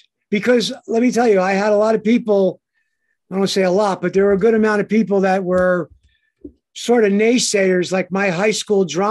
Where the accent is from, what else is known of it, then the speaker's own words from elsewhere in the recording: Passaic, New Jersey, United States; born in Passaic